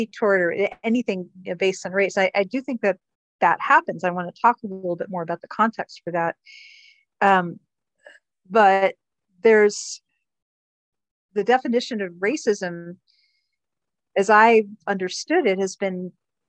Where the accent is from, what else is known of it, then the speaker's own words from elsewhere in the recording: Miami, Florida, United States; I grew up in Miami.